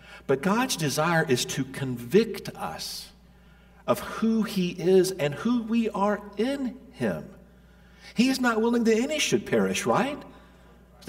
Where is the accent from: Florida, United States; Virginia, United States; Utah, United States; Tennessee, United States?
Tennessee, United States; Middle; I grew up in Middle Tennessee